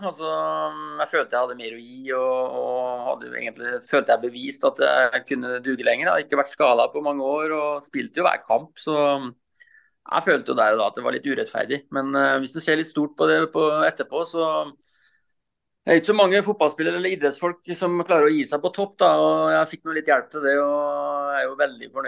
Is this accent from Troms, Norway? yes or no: no; Rakkestad, Østfold, Norway; Ja, nei, jeg er jo østfolding, da. Så jeg er jo fra Rakkestad, indre Østfold.